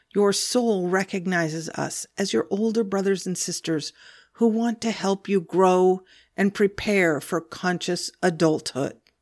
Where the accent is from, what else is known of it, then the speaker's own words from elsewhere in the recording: Olympia, Washington, United States; I grew up in Olympia, Washington, on, right on Puget Sound, right on the water